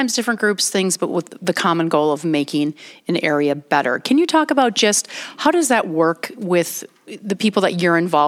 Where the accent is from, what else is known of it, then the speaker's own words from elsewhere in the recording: Fond du Lac, Wisconsin, United States; moved away; my hometown of Fond du Lac